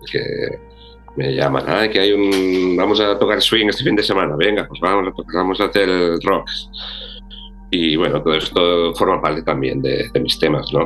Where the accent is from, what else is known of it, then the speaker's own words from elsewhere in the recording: Ebro Delta, Catalonia, Spain; soy aluet, vengo del Delta del Ebro